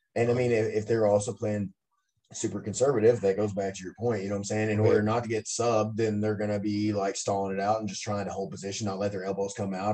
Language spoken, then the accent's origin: English; Benton, Kentucky, United States; moved away; I'm from Benton originally, and that's like a it was definitely a town at the time, you know, just nothing really there right. while I was growing up